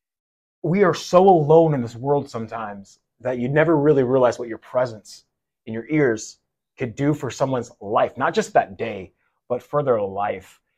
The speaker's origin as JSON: {"language": "English", "town": "Seattle", "region": "Washington", "country": "United States", "also_born_or_lived": "Michigan", "moved": "as an adult", "lives_now": "Midwest, United States", "said": "I'm from the Seattle area"}